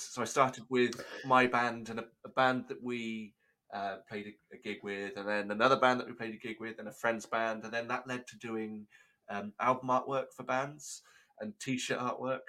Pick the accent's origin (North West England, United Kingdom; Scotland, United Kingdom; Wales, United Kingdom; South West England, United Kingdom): Wales, United Kingdom; Chepstow; I was in a town called Chepstow. That was my my hometown